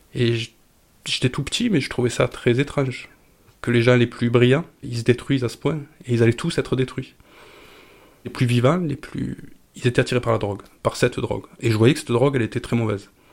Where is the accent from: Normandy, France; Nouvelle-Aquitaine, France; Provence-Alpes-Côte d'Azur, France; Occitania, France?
Provence-Alpes-Côte d'Azur, France; Camargue; Je suis né en Camargue, mais je suis d'origine grecque, d'Asie mineure